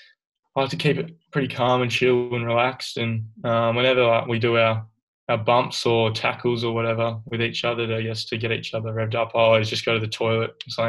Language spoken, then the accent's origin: English; Dunsborough, Western Australia, Australia; also born or lived in Sea Lake, Victoria; So I was born in Dunsborough, which is a place 2 hours south of Perth on the coast. And then when I wasn't very old, I reckon I was in kindy, moved over to country town in Victoria called Sealake in the Mallee there